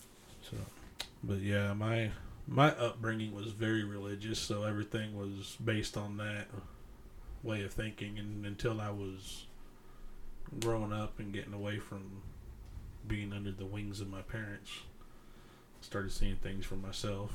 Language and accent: English; the Bible Belt, United States; growing up in the Bible Belt